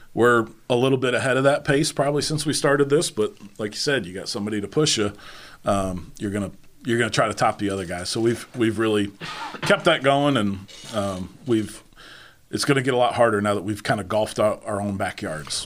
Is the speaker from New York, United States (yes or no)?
yes; New York, United States; also born or lived in Charlotte, North Carolina; now in Northeast Tennessee, United States; growing up in New York